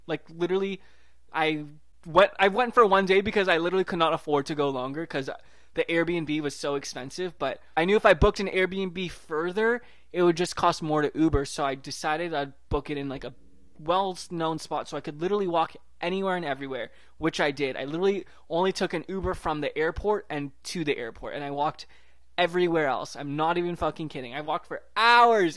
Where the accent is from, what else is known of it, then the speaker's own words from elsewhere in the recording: Vancouver, British Columbia, Canada; also born or lived in Toronto; I was from Vancouver